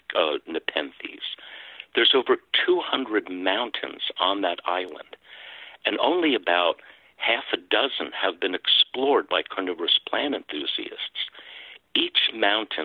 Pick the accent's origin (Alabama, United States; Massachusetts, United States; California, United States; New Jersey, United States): New Jersey, United States; Pine Barrens, New Jersey shore, United States; right in the town that I grew up in on the New Jersey shore, in the Pine Barrens